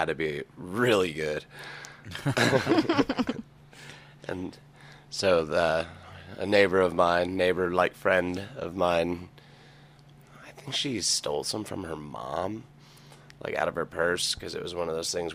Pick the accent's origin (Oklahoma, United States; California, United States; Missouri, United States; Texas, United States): Oklahoma, United States; Broken Arrow; also born or lived in Tulsa; Grew up in Broken Arrow. I was born in Tulsa.